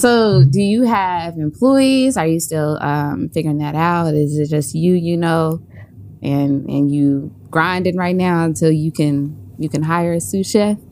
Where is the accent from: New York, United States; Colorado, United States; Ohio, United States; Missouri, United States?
Ohio, United States; Cincinnati; moved away; my hometown in Cincinnati